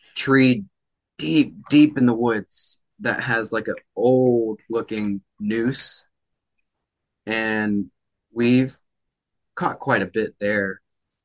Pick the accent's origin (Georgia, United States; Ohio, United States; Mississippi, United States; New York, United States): Georgia, United States; Georgia's actually my hometown.